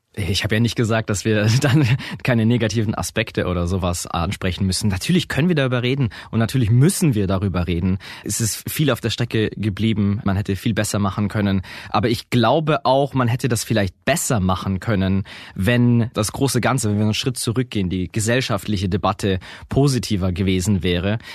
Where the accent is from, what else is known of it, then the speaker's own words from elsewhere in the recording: Augsburg, Bavaria, Germany; ich komme aus Augsburg